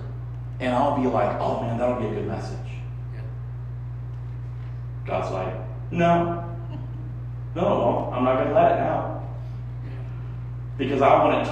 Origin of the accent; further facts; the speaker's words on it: Texas, United States; now in East Liverpool, United States; I'm from Texas